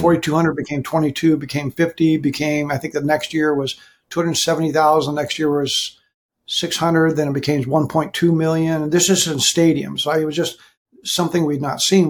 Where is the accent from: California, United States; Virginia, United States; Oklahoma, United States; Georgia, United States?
California, United States; Southern; also born or lived in Hawaii; now in Texas, United States; In California, I grew up. I was raised in Southern California, so I'm I'm here in Texas.